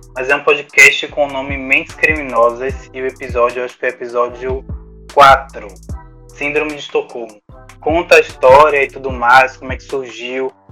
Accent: Salvador, Bahia, Brazil; tem algumas aqui na região também da Bahia, que é o meu lar, já que sou soteropolitano

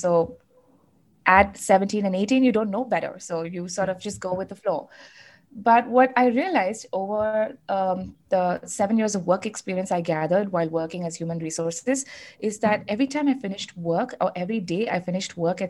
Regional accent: South India, India; born there; So, like you know, I was born in the South, and you know, I am North Indian. So I had kind of like the best of both worlds, the food from both worlds, the upbringing, the cultural, you know, enlightenment, all of that.

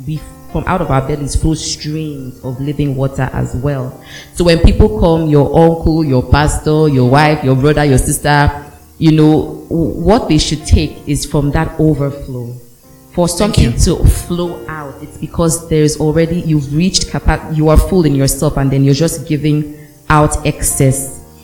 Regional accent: Ondo, Nigeria; No, you don't know me. I'm from Ondo.

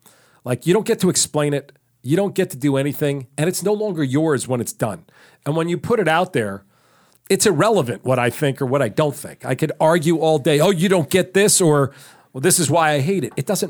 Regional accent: New York, United States; I'm from New York.

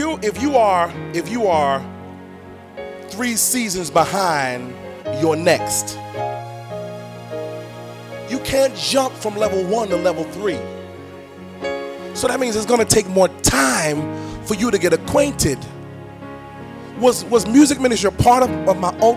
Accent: New York, United States; accent: New York; I'm from New York. We say submitting.

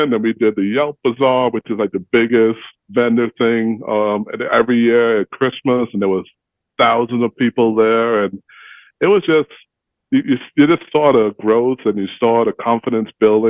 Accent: Bahamas; now in Indianapolis, United States; I'm from the Bahamas

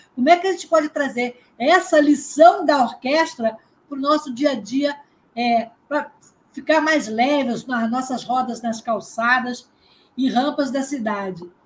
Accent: Niterói, Rio de Janeiro, Brazil; eu sou aqui de Niterói

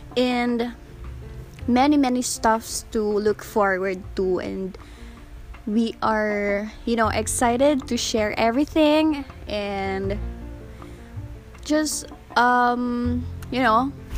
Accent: Cebu, Central Visayas, Philippines; So I am from Cebu, Bisaya akong dako.

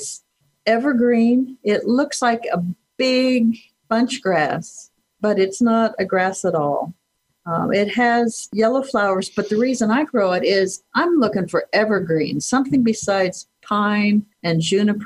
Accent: Kearney, Nebraska, United States; now in Chadron, United States; I grew up in Kearney, Nebraska, which is south central Nebraska along the Platte River

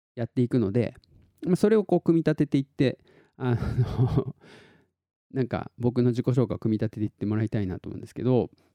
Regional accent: Tottori, Japan; 鳥取市の市民劇団みたいなのやってて

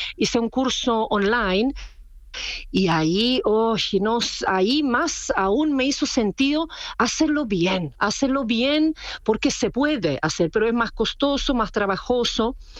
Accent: Czechia; Spanish is a second language; moved away as an adult; now in Chile; yo no soy chilena, yo soy de República Checa

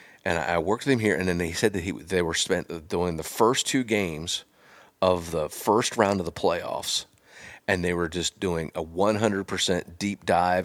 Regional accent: Pennsylvania, United States; I'm from Pennsylvania

